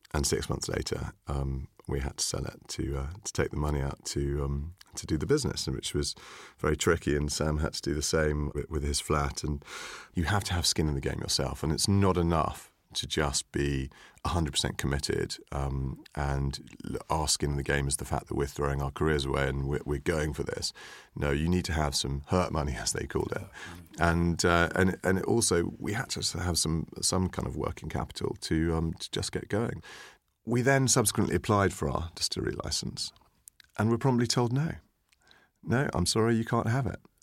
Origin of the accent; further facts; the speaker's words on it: St Ives, South West England, United Kingdom; we grew up together in Cornwall. I, um, uh, come from near Saint Ives